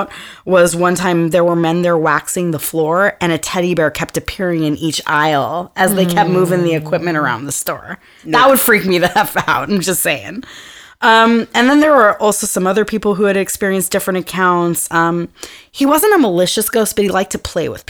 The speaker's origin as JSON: {"language": "English", "town": "Los Angeles", "region": "California", "country": "United States", "said": "I'm from the Valley Ghetto. And there used to be one on Sherman Way and Woodley. And like every weekend or every month, my mom would take us there"}